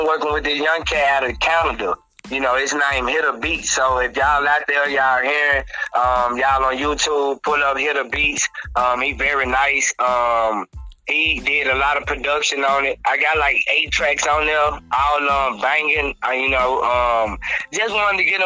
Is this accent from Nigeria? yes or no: no; Greenville, Mississippi, United States; also born or lived in Jackson, Mississippi; I was born in Jackson. And I was raised in Greenville, Mississippi.